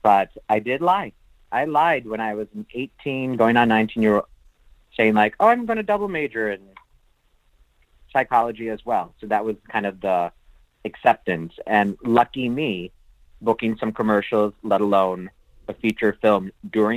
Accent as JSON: {"language": "English", "town": "Naperville", "region": "Illinois", "country": "United States", "tie": "born or raised there", "also_born_or_lived": "Aurora, Illinois / Chicago, Illinois", "moved": "as an adult", "lives_now": "Los Angeles, United States", "said": "I'm a Chicagoan. I'm a suburbanite outside of Chicago. I grew up in Aurora and Naperville."}